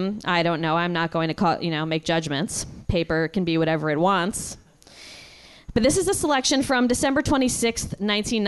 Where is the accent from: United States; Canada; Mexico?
United States; New York; I'm from New York